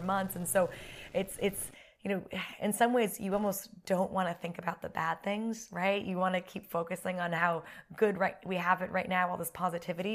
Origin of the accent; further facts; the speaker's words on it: United States; moved away as an adult; now in United Kingdom; as an American